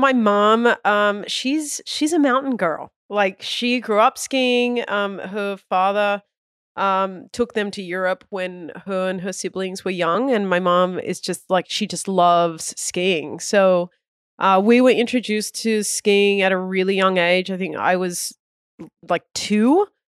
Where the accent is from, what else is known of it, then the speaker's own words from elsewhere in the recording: Australia; moved away; I was born in Australia